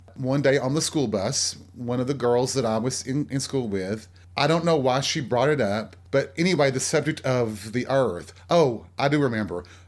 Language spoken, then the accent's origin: English; the South, United States; born or raised there